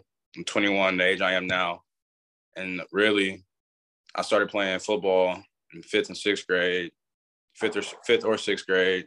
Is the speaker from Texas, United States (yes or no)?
yes; Atascocita, Texas, United States; also born or lived in Nacogdoches, Texas; I ended up moving to Houston, Texas. And I'm from a Atascocita